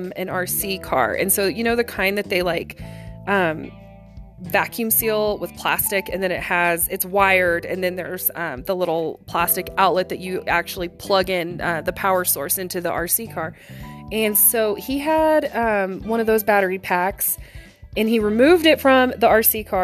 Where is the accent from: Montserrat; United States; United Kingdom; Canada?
United States; Oklahoma; moved away; I'm originally from Oklahoma